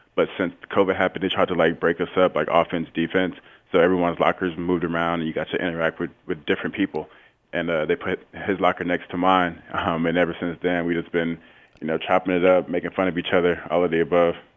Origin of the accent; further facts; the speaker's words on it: St. Petersburg, Florida, United States; also born or lived in Tampa, Florida; I'm from Saint Petersburg, Florida